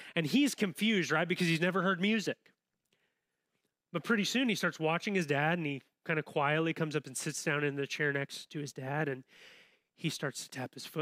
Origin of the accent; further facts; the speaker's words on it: Southern Illinois, United States; now in Champaign-Urbana, United States; I grew up in Southern Illinois